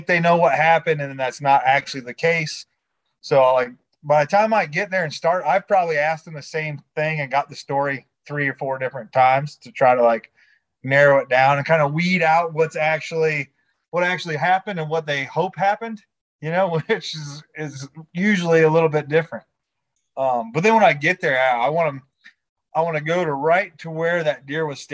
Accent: Iowa, United States; now in Georgia, United States; originally I'm from Iowa, man, all my family and friends back home, that we pretty much all hunt pheasants with Brittany Spaniels at home.

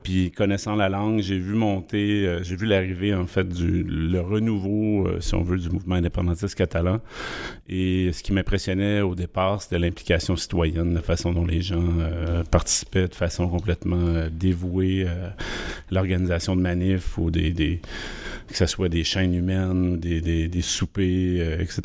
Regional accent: Quebec, Canada; je suis québécois

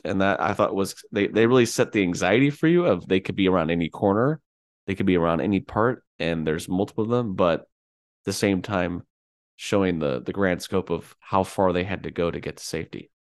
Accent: United States; as an American

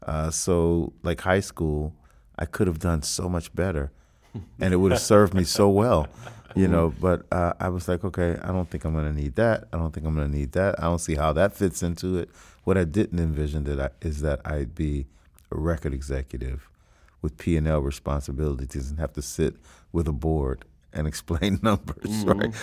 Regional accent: Cincinnati, Ohio, United States; Growing up listening to music, I grew up in Cincinnati, and I listened to everything I loved

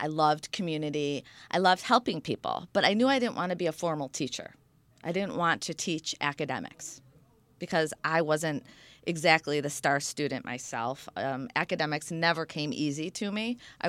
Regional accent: Southfield, Michigan, United States; So I grew up in Southfield, and I was a honeymoon baby.

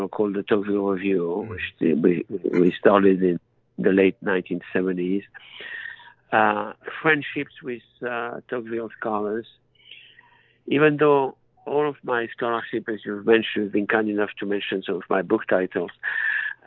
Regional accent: France; accent: French; English is a second language; moved away as an adult; I was born and raised in France, as you can hear. Even though I'm 76 and I've spent my life in this country, I've always kept my French accent.

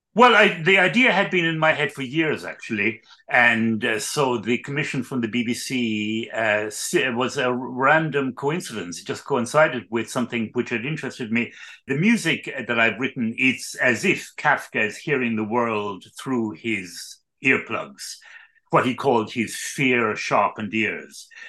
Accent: Ireland; I was born in Ireland

